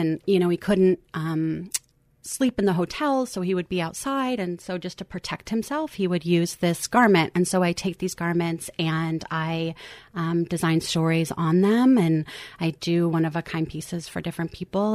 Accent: Lincoln, Nebraska, United States; also born or lived in Eugene, Oregon; now in Portland, United States; I grew up and spent a lot of my youth in Lincoln, Nebraska, and then came back here

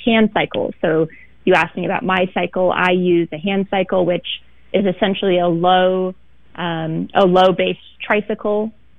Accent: Beaver Creek, Oregon, United States; Well, I mean, Beaver Creek is a small town, sort of on the cusp of where things get pretty rural outside of Portland. If I were to characterize my childhood, it's pretty much playing outside all the time as much as I could.

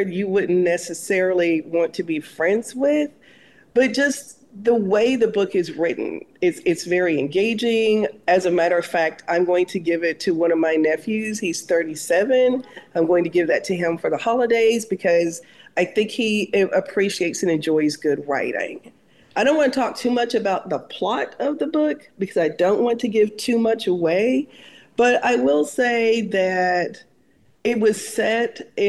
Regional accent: the South, United States; maybe I'm a Southerner, my great grandfather was a slave

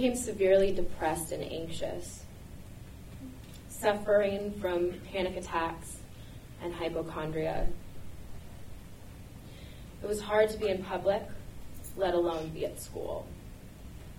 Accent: Portland, Oregon, United States; my childhood growing up in Portland

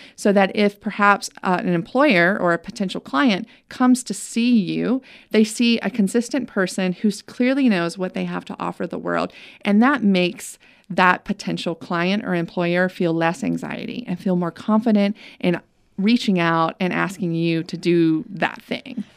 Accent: Winston-Salem, North Carolina, United States; I grew up in Winston-Salem, where she lived

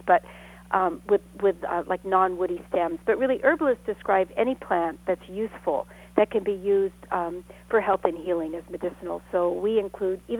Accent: Sonoma County, Northern California, United States; I grew up in Northern California

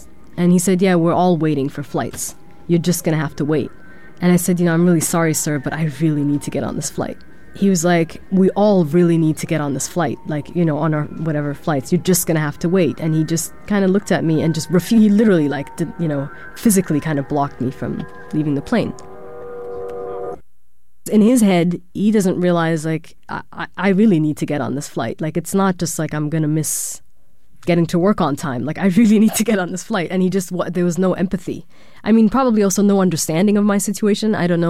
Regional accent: Germany; born or raised there

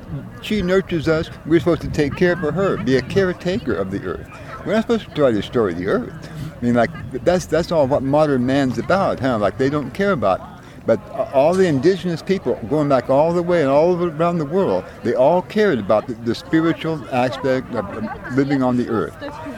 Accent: Hawaii, United States; I'm Hawaiian. It's all set in nature, huh? It's different than America.

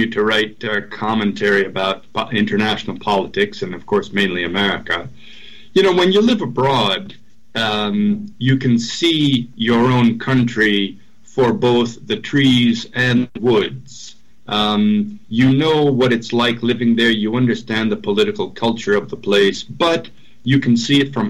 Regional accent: Minnesota, United States; moved away as an adult; now in Madrid, Spain; I'm from Minnesota, actually from a town not far from Garrison Keillor's Lake Wobegon

